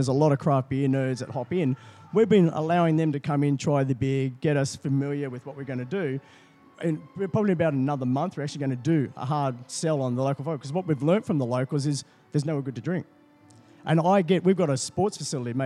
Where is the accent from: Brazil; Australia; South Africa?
Australia; Taree, New South Wales; now in Sydney, Australia; Taree. Mid North Coast, yeah, New South Wales. It's a small town.